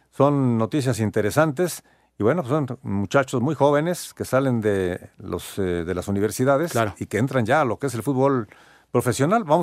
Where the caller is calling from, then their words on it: Morelia, Michoacán, Mexico; Eh, ¿Qué tal? … de Morelia.